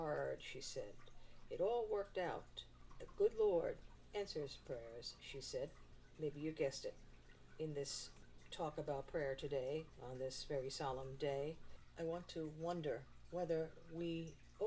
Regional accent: New York, United States; my hometown, New York

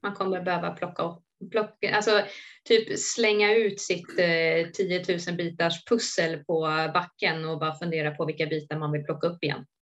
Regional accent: Sorunda, Stockholm County, Sweden; also born or lived in Solna; flyttade ner till Sorunda då, där jag också är uppväxt

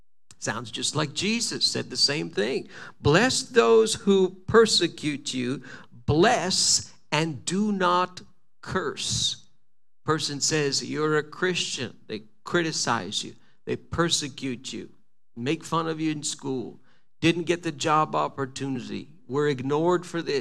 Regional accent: Quebec, Canada; I'm from Quebec

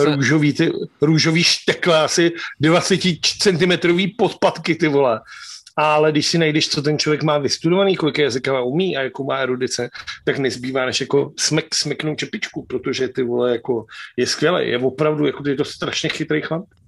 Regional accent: Czechia; hrdí jako Češi

